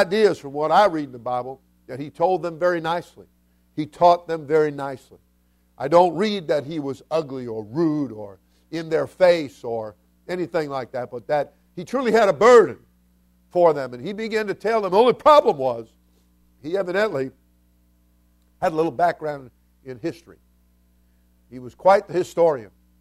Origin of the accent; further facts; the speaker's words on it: South Florida, United States; I'm not just from Florida. I'm from South Florida